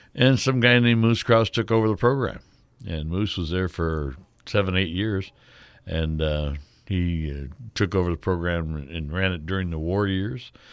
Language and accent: English; Ottawa, Illinois, United States; my hometown, Ottawa, Illinois